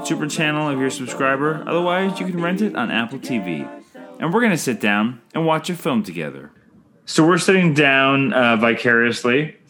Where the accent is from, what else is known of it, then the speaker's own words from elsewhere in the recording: Canada; I'm Canadian filmmaker